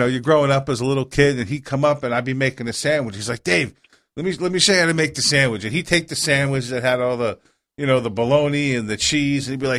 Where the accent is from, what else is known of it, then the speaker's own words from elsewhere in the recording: New York, United States; now in Florida, United States; my hometown to a little place called the Silver Lake Deli